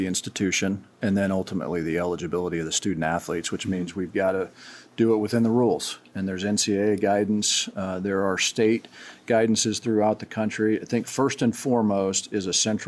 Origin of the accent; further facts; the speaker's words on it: Manhattan, Kansas, United States; now in Wichita, United States; I'm a native of Kansas, was born and raised in Manhattan, Kansas